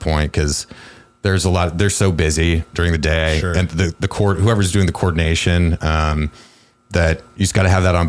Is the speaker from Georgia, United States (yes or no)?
no; Cedar Rapids, Iowa, United States; moved away; I'm from Cedar Rapids, Iowa